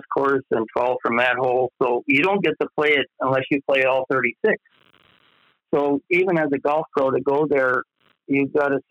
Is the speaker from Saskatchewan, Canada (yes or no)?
no; Winnipeg, Manitoba, Canada; moved away as an adult; also born or lived in Comox; growing up in Winnipeg